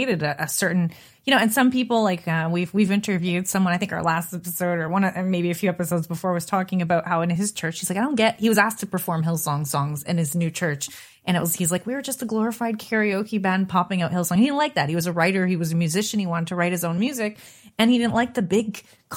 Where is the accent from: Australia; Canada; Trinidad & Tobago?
Canada; I'm from Canada